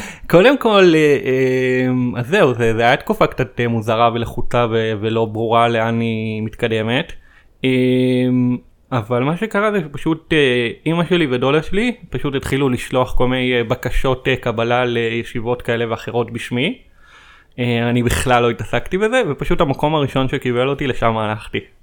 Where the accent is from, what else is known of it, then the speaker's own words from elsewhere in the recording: Petah Tikva, Central District, Israel; במקור אני מפתח תקווה, בשכונת כפר גנים